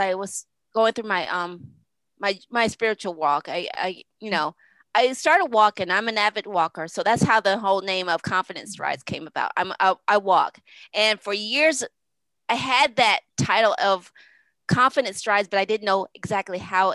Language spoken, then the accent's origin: English; Connecticut, United States; I'm from Connecticut. So that's what we do. We walk cornfields when I was a kid